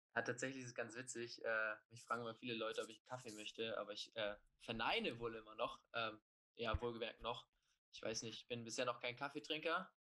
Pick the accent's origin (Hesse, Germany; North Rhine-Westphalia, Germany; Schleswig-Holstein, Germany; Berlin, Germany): Schleswig-Holstein, Germany; Preetz; moved away as an adult; now in Heidelberg, Germany; Ursprünglich bin ich Kieler, ähm, nicht ganz Kieler, aber 20 Minuten von Kiel entfernt bin ich äh, geboren und aufgewachsen und habe auch meine Schulzeit da verbracht